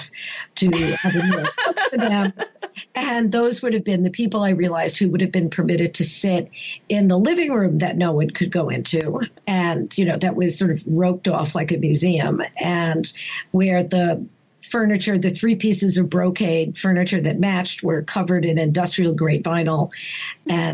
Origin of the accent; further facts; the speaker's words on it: New York City, New York, United States; also born or lived in England; now in Connecticut, United States; I grew up in Brooklyn on Ocean Avenue in Sheepshead Bay, and I was born in 1957.